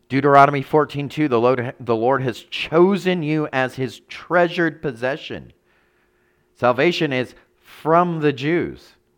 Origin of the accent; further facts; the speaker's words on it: United States; celebrating Christmas as an American